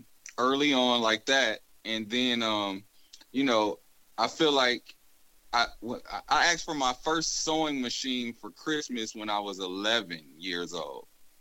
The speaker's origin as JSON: {"language": "English", "town": "Grand Rapids", "region": "Michigan", "country": "United States", "tie": "born or raised there", "said": "I'm originally from Grand Rapids. I grew up there. My family moved there from Mississippi."}